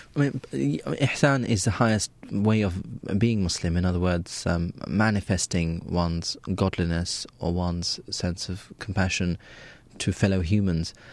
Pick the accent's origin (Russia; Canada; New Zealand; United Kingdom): United Kingdom; I was born and raised in Britain